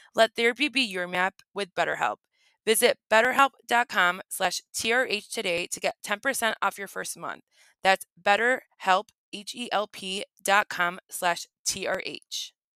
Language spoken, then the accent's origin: English; Michigan, United States; accent: Michigan A; it's called the Michigan A, so we do extend our A's